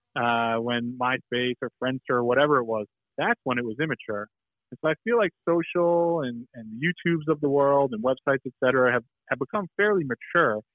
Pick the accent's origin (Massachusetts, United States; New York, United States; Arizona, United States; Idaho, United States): Massachusetts, United States; Boston; Growing up in Boston